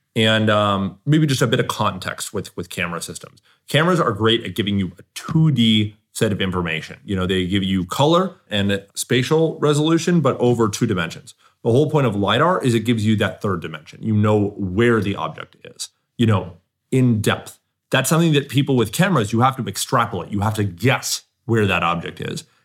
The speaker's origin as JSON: {"language": "English", "region": "Southern California", "country": "United States", "tie": "born or raised there", "said": "I grew up in Southern California"}